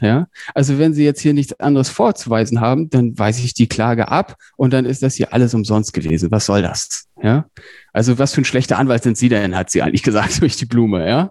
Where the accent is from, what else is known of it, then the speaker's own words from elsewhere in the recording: Emden, Lower Saxony, Germany; moved away as an adult; also born or lived in Hamburg / Berlin; ursprünglich komme ich aus Emden, das ist äh, in schönen Ostfriesland in Niedersachsen